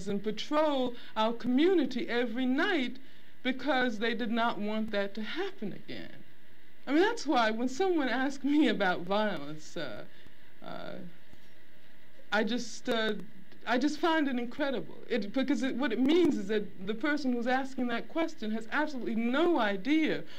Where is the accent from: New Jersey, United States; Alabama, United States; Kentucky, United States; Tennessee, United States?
Alabama, United States; Birmingham; I grew up in Birmingham, Alabama